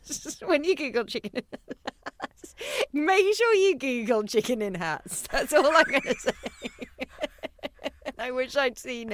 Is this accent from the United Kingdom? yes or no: yes; a little village near Winchester, South East England, United Kingdom; I'm from a little village near Winchester, I am actually from Jane Austen, like, county